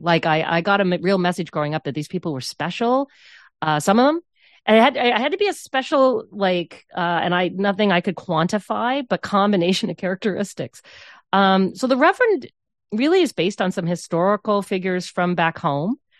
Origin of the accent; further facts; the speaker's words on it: St. John's, Newfoundland and Labrador, Canada; moved away; growing up on the South Side Road